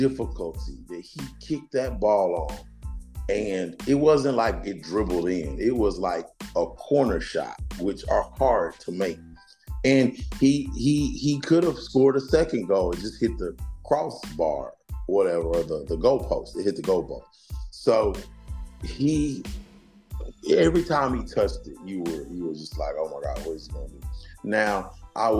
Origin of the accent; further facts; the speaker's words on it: Nashville, Tennessee, United States; I'm from Nashville